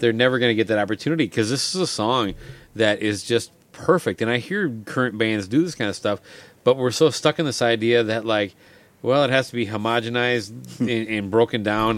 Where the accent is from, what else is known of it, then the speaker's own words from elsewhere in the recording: Minnesota, United States; as a Minnesotan